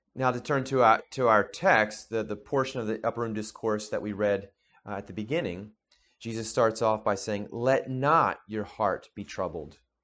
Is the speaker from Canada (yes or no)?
no; New Jersey, United States; we grew up in New Jersey together